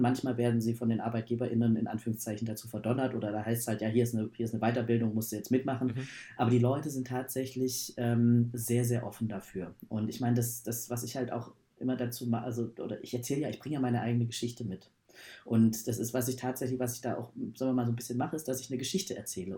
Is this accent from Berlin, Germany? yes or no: yes; Berlin, Germany; ich komme aus Berlin